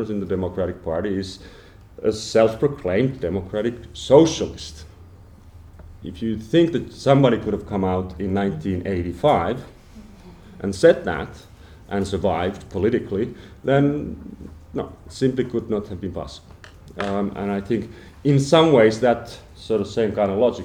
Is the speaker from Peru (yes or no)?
no; Finland; I come from Finland